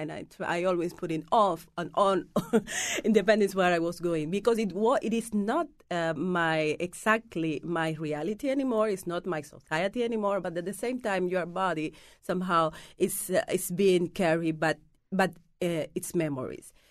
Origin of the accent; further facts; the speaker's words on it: Cuba; English is a second language; moved away as an adult; also born or lived in Paris, France; now in United States; I have spent half of my life out of Cuba, so it's not that hard right now. I was living first for ten years. I was living in Paris first